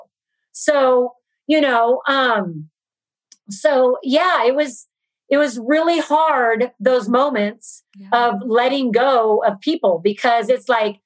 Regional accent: Brazil; now in Los Angeles, United States; I'm from Brazil and my family's in Brazil

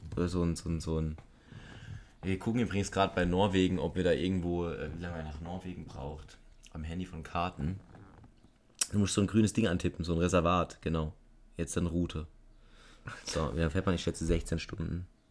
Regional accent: Germany; da bin ich auch Deutscher

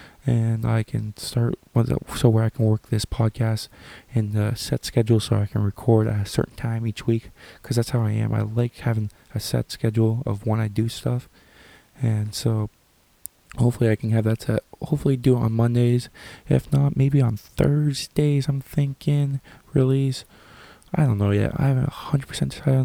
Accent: Sarnia, Ontario, Canada; I am from Canada, more specifically Sarnia, Ontario

